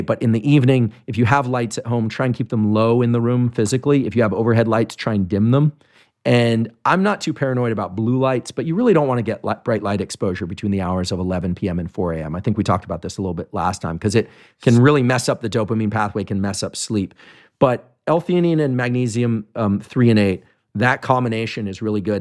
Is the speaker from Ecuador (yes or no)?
no; Bay Area, California, United States; I grew up in the Bay Area